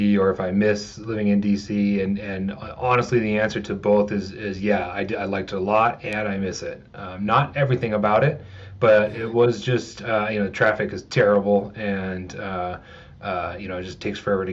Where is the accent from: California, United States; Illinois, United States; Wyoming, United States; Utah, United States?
Wyoming, United States; Casper; moved away as an adult; also born or lived in Minnesota / Washington D.C.; I grew up in Casper, went to Natrona County High School